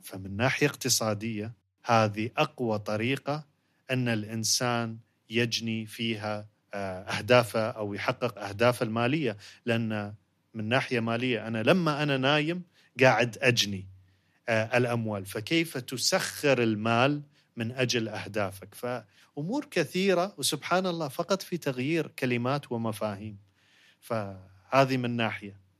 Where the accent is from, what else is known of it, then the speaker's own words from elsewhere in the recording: United Arab Emirates; عندنا في الإمارات